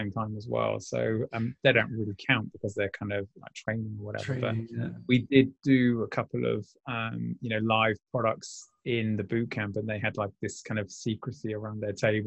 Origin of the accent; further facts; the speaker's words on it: United Kingdom; two Brits.